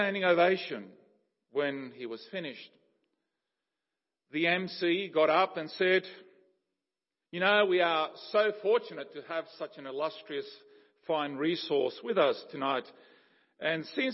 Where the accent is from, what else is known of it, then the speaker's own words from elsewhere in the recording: Paraguay; moved away; growing up in Paraguay and going back to my childhood and all of that, this cross-cultural upbringing between Paraguayan and Ukrainian